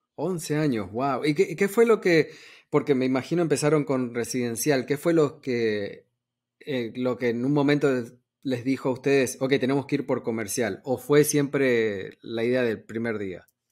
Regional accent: Argentina; now in United States; yo soy de Argentina

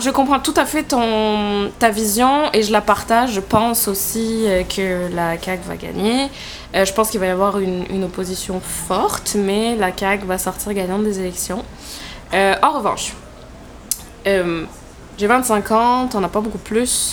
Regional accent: southern France, France; moved away as an adult; also born or lived in Quebec City, Canada; now in Canada; je viens de France, voilà, parce que mon accent est tout à fait discret.

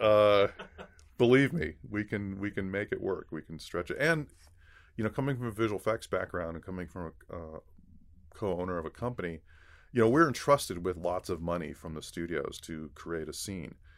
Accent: Los Angeles, California, United States; also born or lived in Torrance / San Gabriel Valley; a native Los Angelino, uh, grew up, uh, in Los Angeles

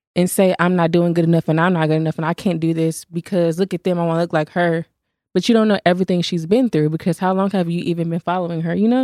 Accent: Fort Worth, Texas, United States; I'm from Fort Worth

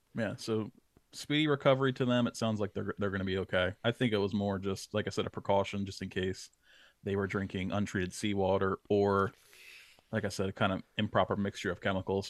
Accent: New Jersey, United States; that was the main fish that I targeted growing up in South Jersey.

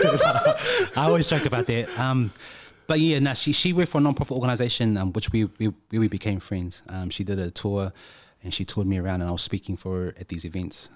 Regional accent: Christchurch, Canterbury, New Zealand; growing up in Christchurch, there weren't many people that looked like us

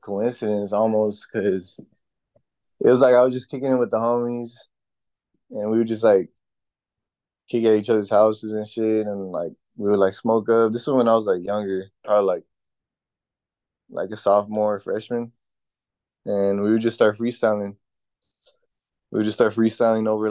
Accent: Baldwin Park, California, United States; I'm from Baldwin Park. That's where I've been born and raised

